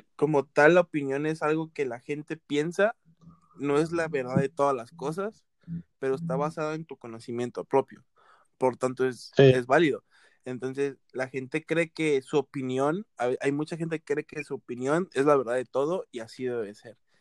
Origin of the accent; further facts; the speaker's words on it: Veracruz, Mexico; yo soy de costa, o sea, yo soy costeño, soy de, Veracruz